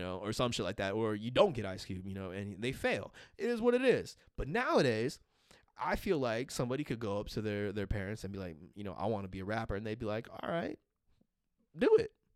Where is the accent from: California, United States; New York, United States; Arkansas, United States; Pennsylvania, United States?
California, United States; Los Angeles; being from L A and everything like that, um, they were in L A when, I think they were, they were in L A when I was born, and so, like, you know, just, I grew up around Raiders, um, everybody in L A was still a Raiders fan.